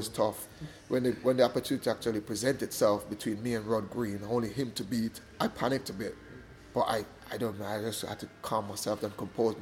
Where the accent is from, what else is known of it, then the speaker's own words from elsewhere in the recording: Jamaica; moved away; growing up in Jamaica